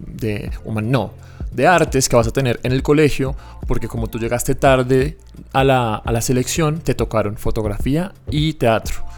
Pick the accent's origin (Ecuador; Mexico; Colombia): Colombia; Bogotá; soy aquí de Bogotá, mis papás también